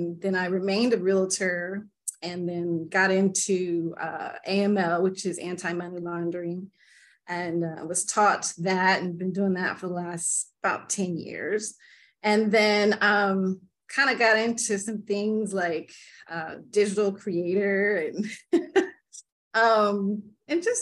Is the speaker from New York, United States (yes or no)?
no; Tulsa, Oklahoma, United States; I grew up in Tulsa, Oklahoma